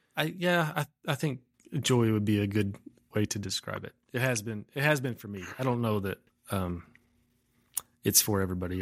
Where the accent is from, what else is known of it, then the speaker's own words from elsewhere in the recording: Umbarger, Texas, United States; also born or lived in Amarillo, Texas; I grew up in a, on a farm about a mile north of a town called Umbarger, Texas